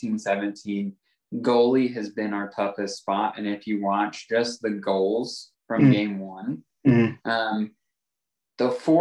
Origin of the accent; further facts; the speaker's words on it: United States; I'm American